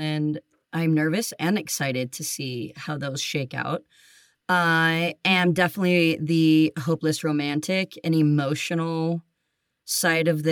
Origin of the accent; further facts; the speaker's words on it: Colorado, United States; I was born and raised in Colorado, so I am a native